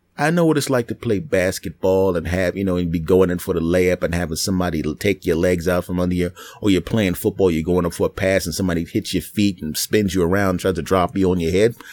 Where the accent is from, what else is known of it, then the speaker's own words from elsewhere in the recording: East Coast, United States; I was from the East Coast